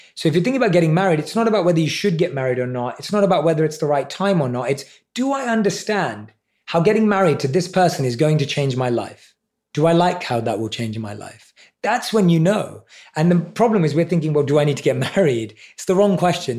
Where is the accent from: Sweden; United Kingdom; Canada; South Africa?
United Kingdom; London; I was around seven or eight years old in primary school in London